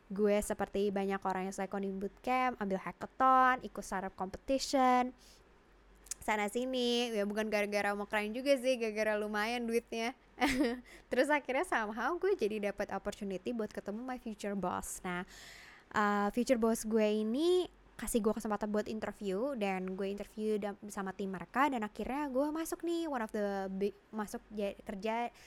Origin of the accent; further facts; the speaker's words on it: Jakarta, Indonesia; Uh, gue dilahirkan dan dibesarkan di Jakarta.